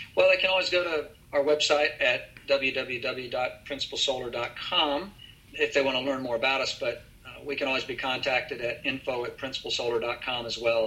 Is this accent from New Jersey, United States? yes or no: no; Texas, United States; being a Texan